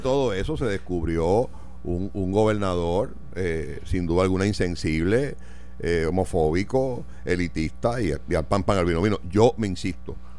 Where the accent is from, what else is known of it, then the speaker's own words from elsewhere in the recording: Puerto Rico; como puertorriqueño